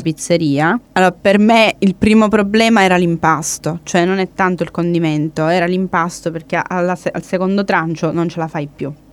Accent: Italy; in quanto italiana

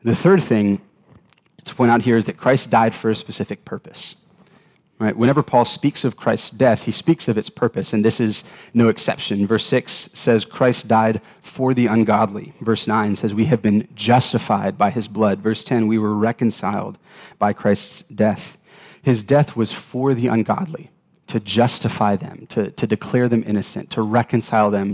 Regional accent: Atlanta, Georgia, United States; I grew up in Atlanta, Georgia

